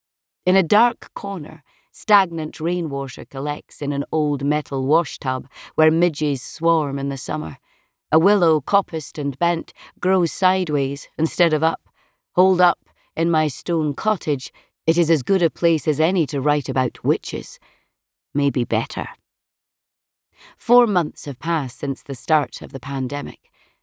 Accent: California, United States; moved away as an adult; It's homesickness, but for which home? I am an immigrant from California. A vast paved desert, a place with no

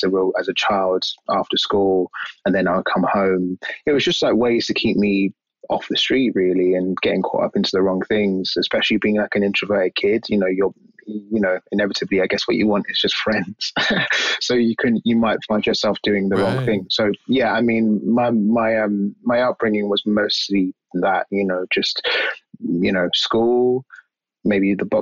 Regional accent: London, United Kingdom; Yeah, I'm an East London boy. So I grew up in East London

